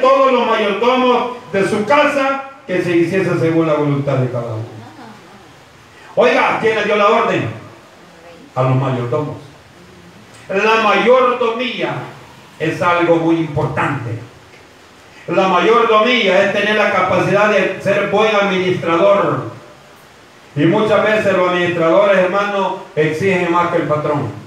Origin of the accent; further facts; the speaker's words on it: El Salvador; como decimos nosotros como salvadoreños